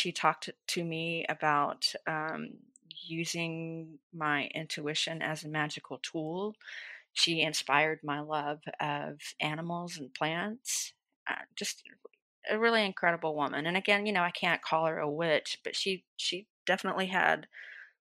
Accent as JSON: {"language": "English", "region": "Georgia", "country": "United States", "tie": "born or raised there", "moved": "yes", "lives_now": "Dallas, United States", "said": "growing up in the South, I grew up in the foothills of Appalachia."}